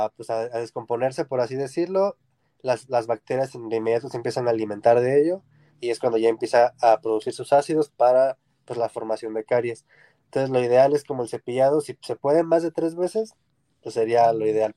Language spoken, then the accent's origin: Spanish; Mexico